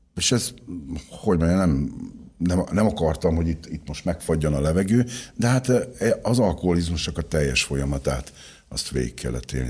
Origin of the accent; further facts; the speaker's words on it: Szentes, Csongrád-Csanád, Hungary; 1962. október 11-én születtem Szentesen, a Pólya utcában